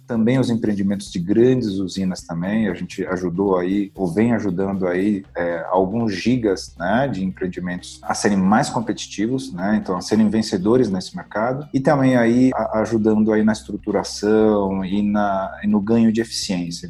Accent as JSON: {"language": "Portuguese", "region": "São Paulo", "country": "Brazil", "tie": "born or raised there", "said": "nasci em São Paulo"}